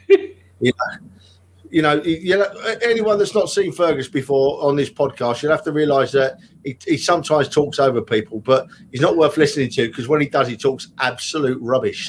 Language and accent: English; London, United Kingdom; I was born and raised in Tottenham